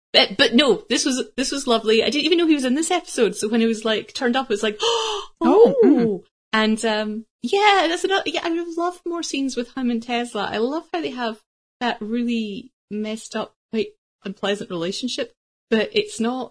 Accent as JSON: {"language": "English", "country": "United Kingdom", "said": "as a British person"}